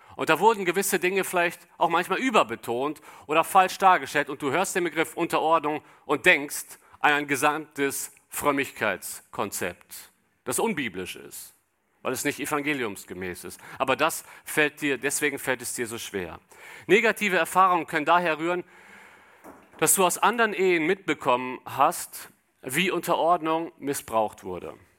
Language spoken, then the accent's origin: German; Cologne, North Rhine-Westphalia, Germany; ich komme aus Köln